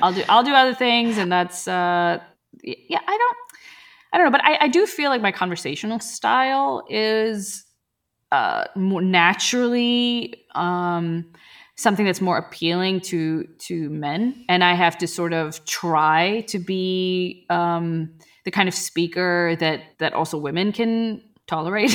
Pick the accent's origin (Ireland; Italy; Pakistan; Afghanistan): Pakistan; moved away; I was from Pakistan, you know, and it's like, we're Muslims there